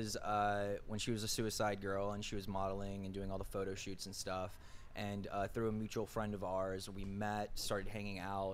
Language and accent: English; New Orleans, Louisiana, United States; also born or lived in Birmingham, Alabama; now in California, United States; Originally, I'm from New Orleans, Louisiana.